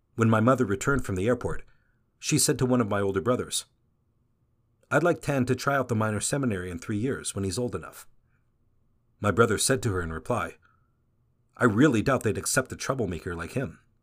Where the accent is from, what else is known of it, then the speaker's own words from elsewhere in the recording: Mexico City, Mexico; I'm from Mexico City, the oldest of six siblings